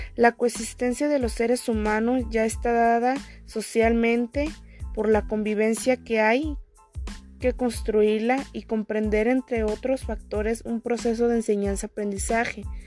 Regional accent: Oconahua, Jalisco, Mexico; soy de Oconagua

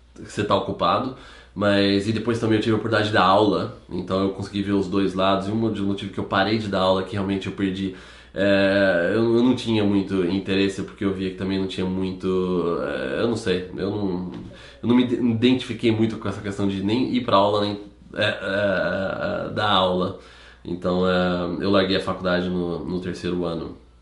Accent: Campinas, São Paulo, Brazil; A gente morava no centro de Campinas

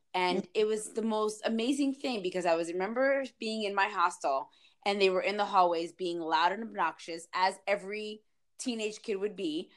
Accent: Dover, New Jersey, United States; growing up in Dover

